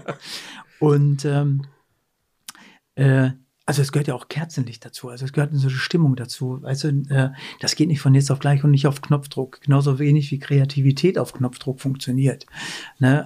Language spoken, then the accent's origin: German; Werne, North Rhine-Westphalia, Germany; moved away as an adult; now in Kulmbach, Germany; ich komme ja aus Werne, aber Werne